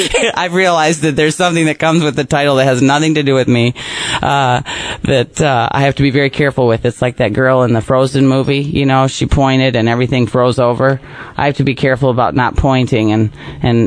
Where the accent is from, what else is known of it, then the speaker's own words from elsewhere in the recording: Napoleon, Michigan, United States; I live in my hometown. I live next door to my sister, next door to my dad, right where I grew up on this amazing lake, Wolf Lake, out in Napoleon